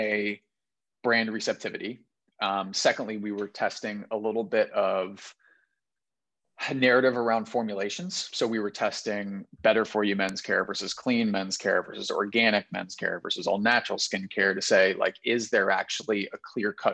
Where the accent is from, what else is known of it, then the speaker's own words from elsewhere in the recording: Cincinnati, Ohio, United States; I'm from Cincinnati